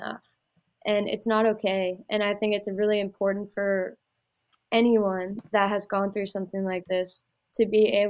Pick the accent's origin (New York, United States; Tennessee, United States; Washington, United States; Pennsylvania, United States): Pennsylvania, United States; moved away as an adult; also born or lived in Iowa; going to Iowa Western, getting out of Pennsylvania, that was my only ticket out of there. And I knew that if I went home, I would just turn into a waitress in my hometown